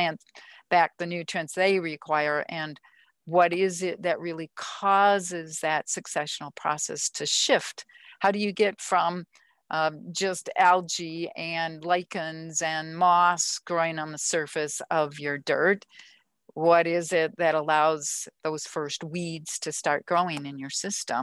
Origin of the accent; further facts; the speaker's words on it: Minnesota, United States; I grew up in Minnesota, all those lakes and forests.